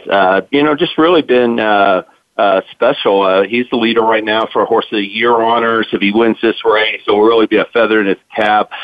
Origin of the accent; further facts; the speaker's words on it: Lexington, Kentucky, United States; also born or lived in Wilmington, Delaware; I grew up in Lexington, Kentucky